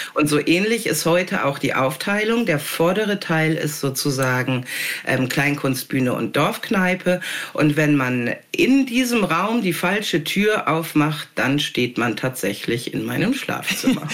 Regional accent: North Rhine-Westphalia, Germany; also born or lived in Hamburg / Wendland; now in Jabel, Germany; ich habe mich da wohlgefühlt, wo ich geboren wurde und aufgewachsen bin in Ostwestfalen

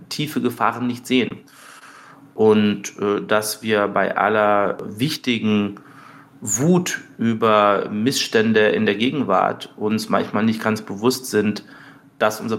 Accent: Munich, Bavaria, Germany; also ich bin äh, zum Teil in München aufgewachsen mhm. und dann eben auch zum Teil in kleineren Städten und in Dörfern.

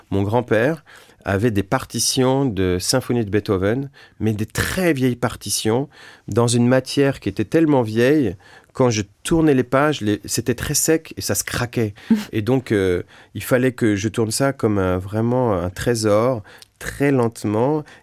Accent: France; On avait chez nous, en France, une méthode qui s'appelle la méthode rose.

